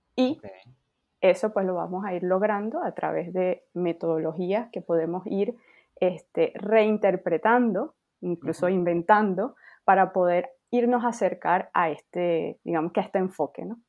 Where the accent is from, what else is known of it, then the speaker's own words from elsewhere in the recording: Venezuela; now in France; yo soy de Venezuela, pero efectivamente vivo en Francia